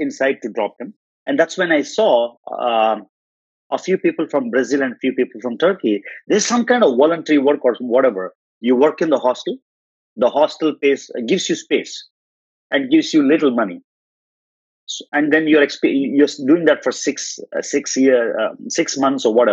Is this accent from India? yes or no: yes; India; I'm Indian.